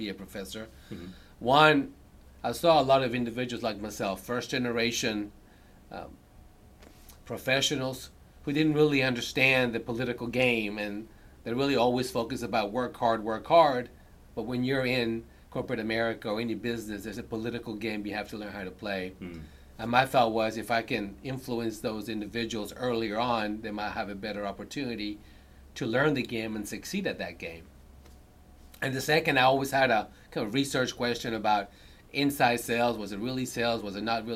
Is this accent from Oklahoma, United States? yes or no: yes; Earlsboro, Oklahoma, United States; also born or lived in Bogota, Colombia; now in Houston, United States; I moved to a very small rural town in Oklahoma of 200. Earlsboro, Oklahoma had population 200. That's where I grew up